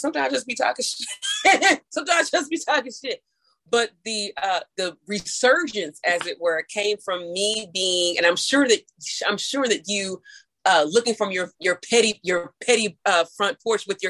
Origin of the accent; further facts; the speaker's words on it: St. Louis, Missouri, United States; where I grew up in St. Louis, St. Louis is a French city anyway